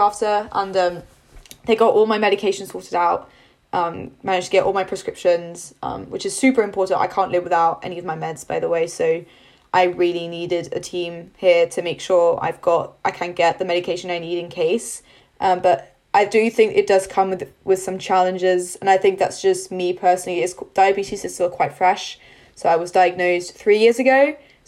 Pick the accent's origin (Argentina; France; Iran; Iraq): France; moved away as an adult; now in United Kingdom; I'm not from the UK, so I was born and raised in France